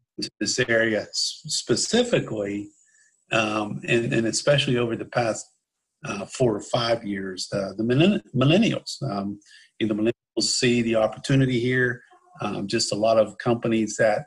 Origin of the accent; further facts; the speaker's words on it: Pittsburgh, Pennsylvania, United States; also born or lived in Charlotte, North Carolina; now in Lake Norman area, United States; I grew up in Pittsburgh